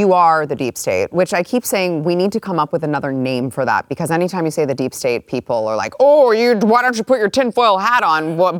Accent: Texas, United States; I'm just going to say Guffrey because I'm from Texas.

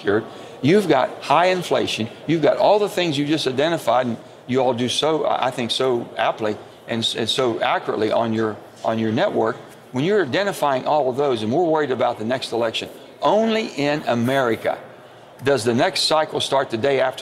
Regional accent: the South, United States; the old Southern Democrats, where I come from

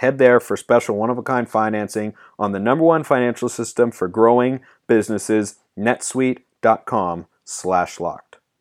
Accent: Pacific Northwest, Oregon, United States; I'm from the Pacific Northwest. Shout out to 503.

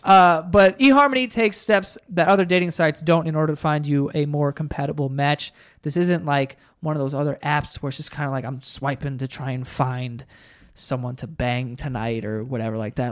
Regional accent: New York City, New York, United States; my school wasn't even that white. Like, it was pretty diverse. Like, we're from Queens

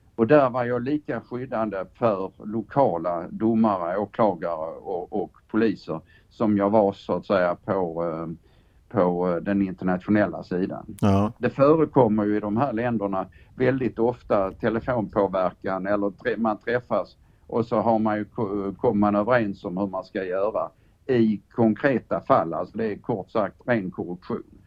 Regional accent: Sweden; jag är gammal chefsåklagare från Sverige

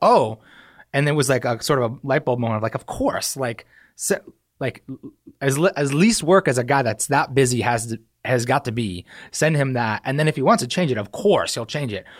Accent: New Hampshire, United States; moved away as an adult; also born or lived in Staten Island, New York; I was born in New York, and I, uh, moved to New Hampshire when I was, like, three or two, and I spent, like, all of high school and, you know, up through high school, graduated high school from New Hampshire

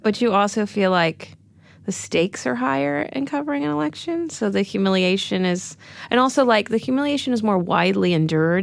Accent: Texas, United States; moved away as an adult; now in New York, United States; When I was growing up in Texas

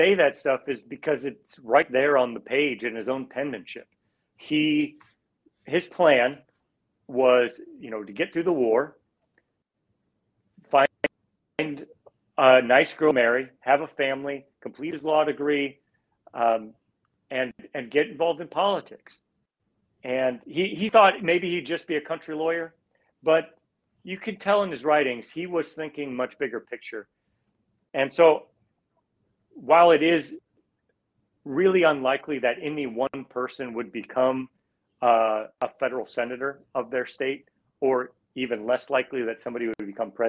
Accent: Iowa, United States; I like you, had those bullet points growing up in Iowa.

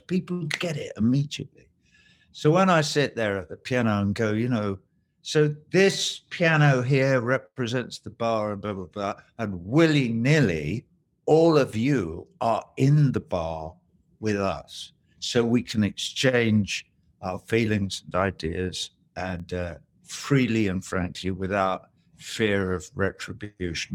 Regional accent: England, United Kingdom; now in United States; us being English

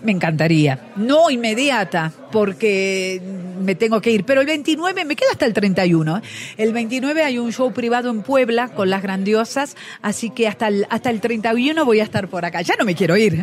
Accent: Argentina

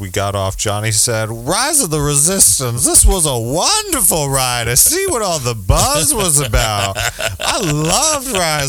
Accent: United States; also born or lived in New Jersey / New York City; And I was raised in New Jersey and New York City, basically.

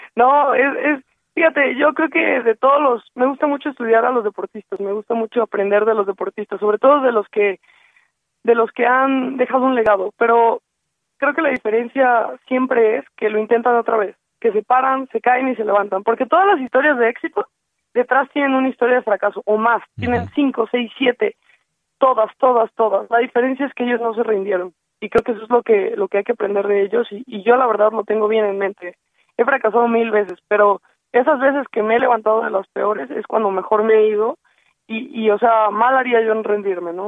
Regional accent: Mexico; somos los mexicanos

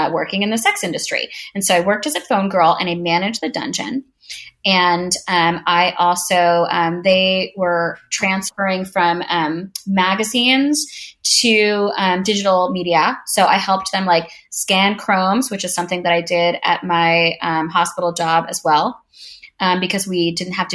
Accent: New York, United States; I am from New York

